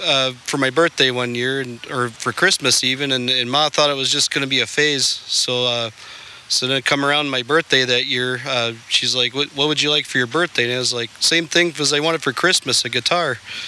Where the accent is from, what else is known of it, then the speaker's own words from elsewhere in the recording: Neenah, Wisconsin, United States; now in Indiana, United States; I was born in Wisconsin, about the town of Neenah, which a lot of people may not know where that is